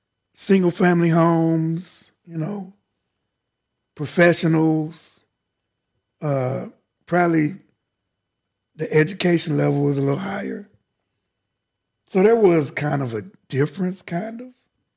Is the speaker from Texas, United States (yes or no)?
yes; Dallas, Texas, United States; I grew up in Fair Park, South Dallas.